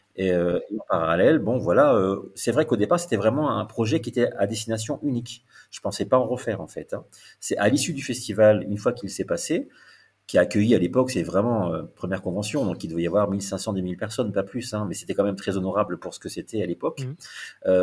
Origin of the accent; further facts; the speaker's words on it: the South, southern France, France; moved away; also born or lived in Paris; je suis du Sud